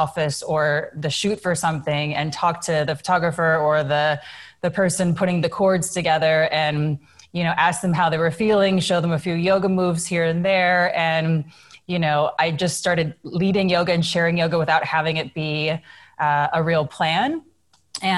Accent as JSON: {"language": "English", "region": "Illinois", "country": "United States", "tie": "born or raised there", "moved": "yes", "said": "I was a kid from Illinois"}